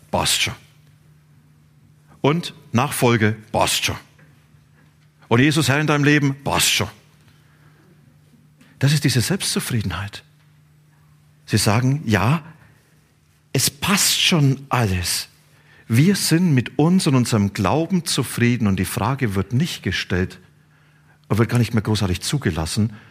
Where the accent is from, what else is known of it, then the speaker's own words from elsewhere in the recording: Bavaria, Germany; Ich komme aus Franken. Und in Franken gibt es ein Wort, das heißt Bastion.